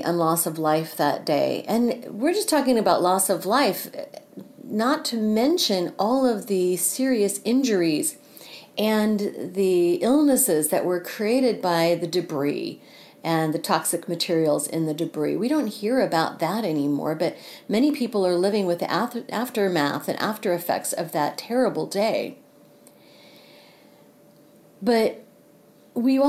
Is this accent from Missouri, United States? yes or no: yes; Missouri, United States; here in Missouri, in my home state